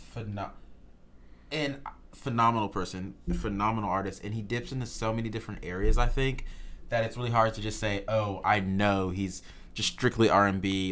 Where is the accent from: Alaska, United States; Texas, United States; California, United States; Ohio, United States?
Texas, United States; Houston; moved away; I'm from Houston, Texas. So all my H-Town homies